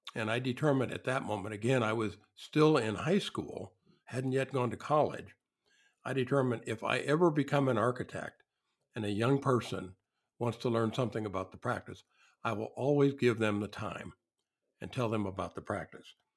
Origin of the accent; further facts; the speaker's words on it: southern Illinois, United States; There were no architects in my hometown. I grew up in a small industrial town in the south part of uh, of Illinois